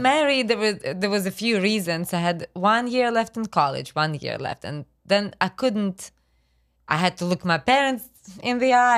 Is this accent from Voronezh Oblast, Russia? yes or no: yes; Voronezh, Voronezh Oblast, Russia; English is a second language; moved away as an adult; now in Brunswick, United States; when I was growing up in Russia